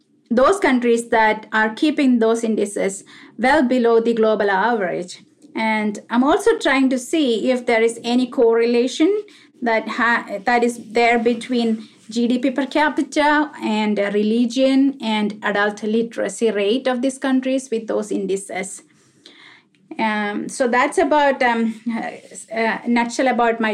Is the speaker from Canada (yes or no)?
no; India; moved away as an adult; also born or lived in Middle East; now in Nashville, United States; I was born and brought up in India, and I graduated from medical school back there